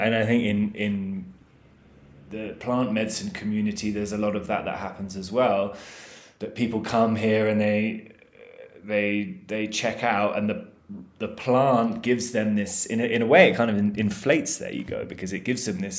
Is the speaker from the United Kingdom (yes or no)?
yes; England, United Kingdom; we're all English